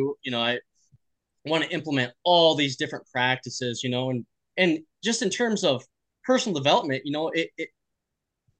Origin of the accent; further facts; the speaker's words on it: Midwest, United States; we're from the Midwest